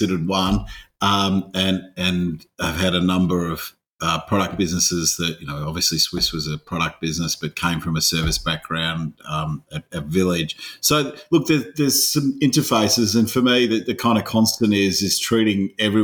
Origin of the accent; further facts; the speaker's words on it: Australia; also born or lived in Scotland; I'm an Aussie mongrel